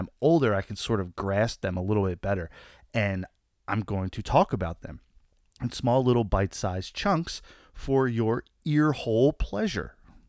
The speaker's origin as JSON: {"language": "English", "region": "New Jersey", "country": "United States", "said": "I'm from New Jersey."}